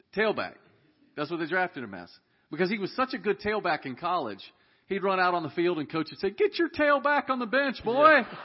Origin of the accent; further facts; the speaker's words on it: Dallas, Texas, United States; We were raised in Dallas, Texas